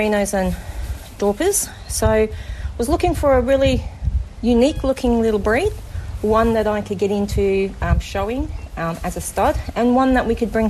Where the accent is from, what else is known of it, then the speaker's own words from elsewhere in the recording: Australia; In Australia, we mostly breed animals that have got clean faces and clean legs to fit our Australian conditions